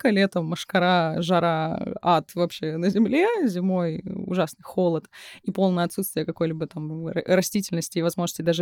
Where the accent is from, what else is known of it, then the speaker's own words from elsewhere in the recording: Russian Far East, Russia; Я как человек, который родился родился и вырос на Дальнем Востоке